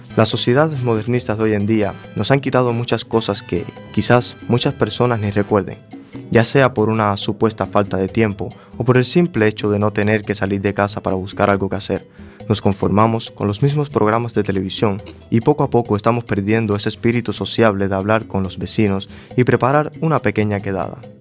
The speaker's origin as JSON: {"language": "Spanish", "country": "Cuba", "tie": "born or raised there", "moved": "yes", "said": "mi país natal, Cuba."}